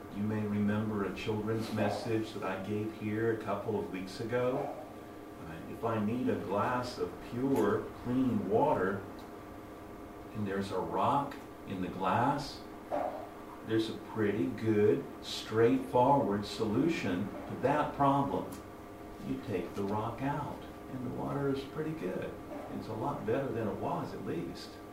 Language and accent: English; United States; moved away as an adult; now in Japan; from the U.S., my home country